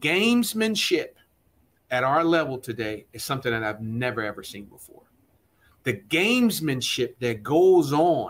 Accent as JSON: {"language": "English", "town": "Trenton", "region": "New Jersey", "country": "United States", "tie": "born or raised there", "also_born_or_lived": "Bucks County", "said": "I grew up in Trenton, New Jersey, and in Laura Bucks County, wanting to play for Buddy Ryan."}